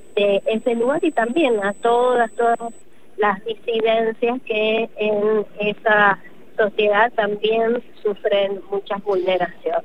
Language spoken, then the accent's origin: Spanish; Mendoza, Argentina; yo soy de Mendoza